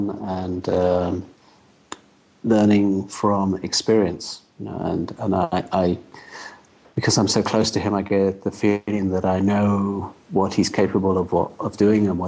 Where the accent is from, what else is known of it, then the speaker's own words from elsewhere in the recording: United Kingdom; being British at the time